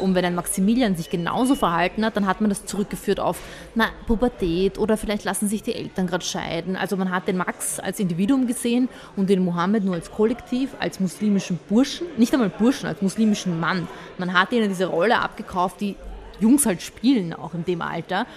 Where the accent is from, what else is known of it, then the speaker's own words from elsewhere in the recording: Vienna, Austria; also born or lived in Bosnia and Herzegovina; Ich bin ja auch, ich sehe mich ja auch als Wienerin. Wenn man fragt, wo bist du, woher kommst du, dann ist es für mich einfacher zu sagen Wienerin